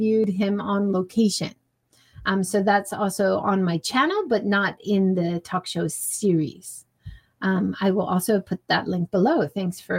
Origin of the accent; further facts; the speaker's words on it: Hawaii, United States; I grew up in Hawaii